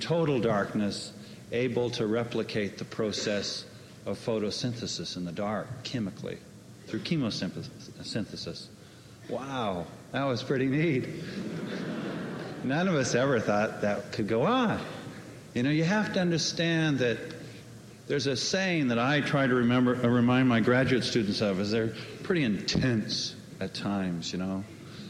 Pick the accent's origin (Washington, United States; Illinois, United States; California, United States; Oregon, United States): California, United States; Los Angeles; now in Cape Cod, United States; I'm also from Los Angeles, I might add, but I've grown up on the last 25 years in a beautiful place called Cape Cod.